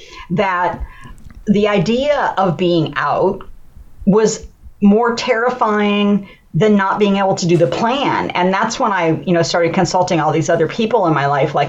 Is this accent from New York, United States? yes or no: no; Columbus, Ohio, United States; I'm from Columbus, Ohio